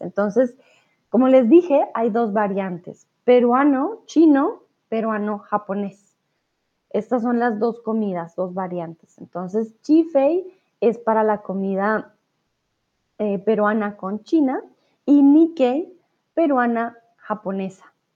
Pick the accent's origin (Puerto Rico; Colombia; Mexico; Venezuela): Colombia; yo soy de Colombia